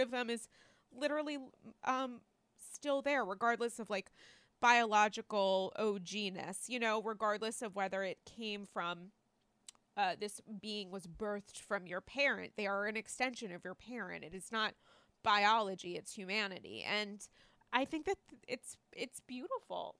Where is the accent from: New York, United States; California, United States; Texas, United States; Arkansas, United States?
New York, United States; as a New Yorker